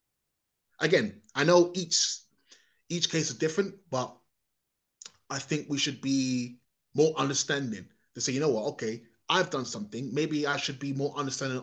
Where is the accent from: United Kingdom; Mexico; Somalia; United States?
United Kingdom; England; I'm a foreigner, whether I like it or not. My origins aren't from here